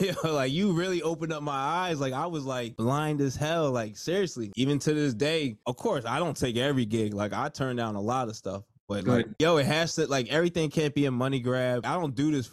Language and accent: English; New Jersey, United States; I'm from Jersey